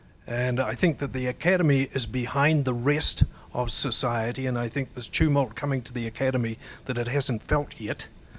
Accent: New Zealand; moved away as an adult; now in United States; I was a child of the Second World War. And I've been in the United States for 22 years. I grew up in New Zealand.

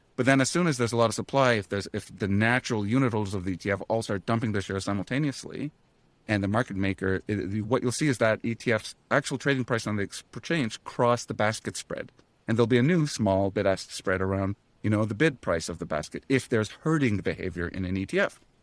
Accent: Ottawa, Ontario, Canada; moved away; in Ottawa right now, my hometown

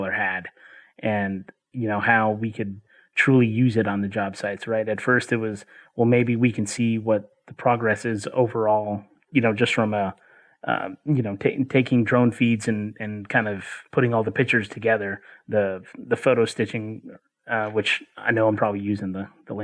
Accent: Chattanooga, Tennessee, United States; I grew up in Chattanooga

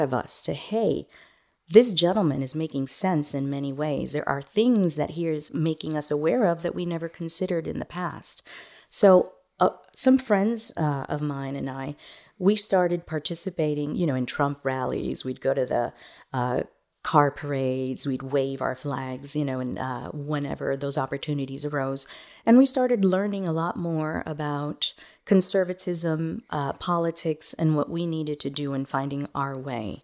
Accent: Miami, Florida, United States; also born or lived in Managua, Nicaragua / New York City; now in Montgomery County, Texas, United States; I grew up in Miami

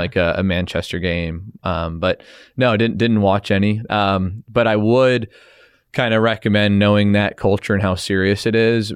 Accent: Canada; being Canadian, you know, we have a lot of ties to the Queen

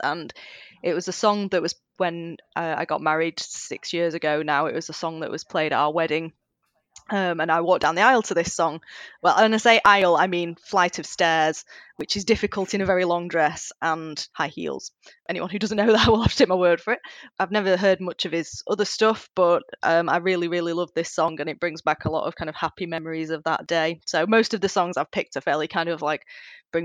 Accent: Bolton, North West England, United Kingdom; I'm from Bolton, which is kind of a part of Greater Manchester

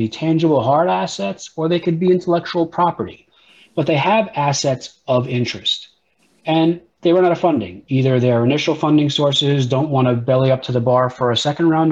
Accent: New York, United States; I grew up in New York when Crazy Eddie was a very popular electronics store

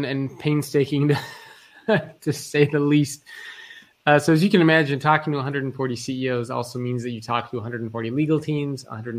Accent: Australia; I'm Australian, although I don't have the accent.

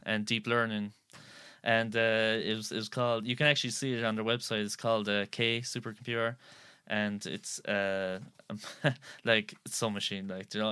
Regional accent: Skibbereen, Munster, Ireland; I'm actually from Skibbereen here

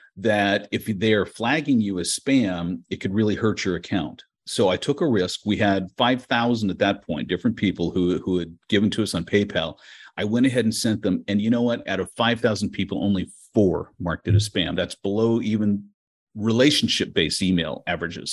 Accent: United States; now in Mykolaiv, Ukraine; I'm an American and I have family here

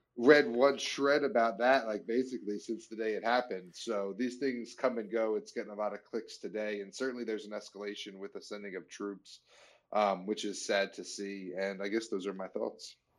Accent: United States; as an American citizen

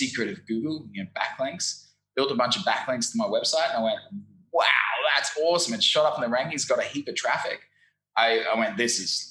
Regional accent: Brisbane, Queensland, Australia; moved away as an adult; also born or lived in London / Saigon, Vietnam; now in Ho Chi Minh City, Vietnam; I'm originally from Brisbane, Australia. You might be able to tell from my funny accent.

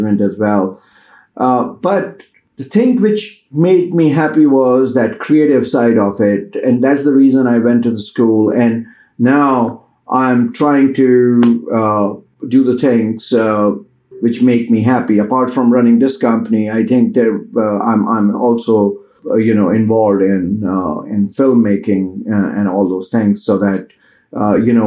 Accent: India; moved away as an adult; now in United States; I came from Indian culture

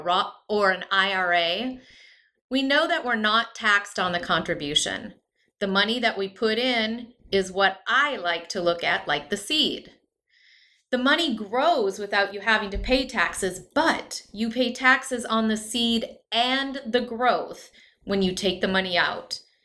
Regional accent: Midwest, United States; I come from the Midwest. Most of my family's in either North Dakota or Minnesota

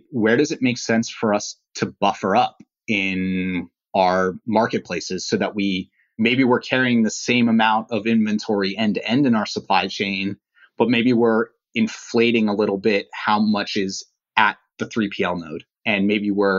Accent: East Coast, United States; I grew up on the East Coast

